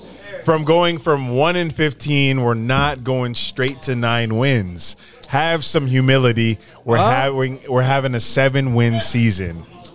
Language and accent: English; Daytona Beach, Florida, United States; I was raised in Daytona Beach, a little more uppity. Suburban. beaches and crab legs, you know?